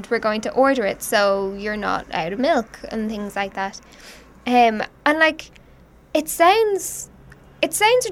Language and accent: English; Ireland; We're Irish.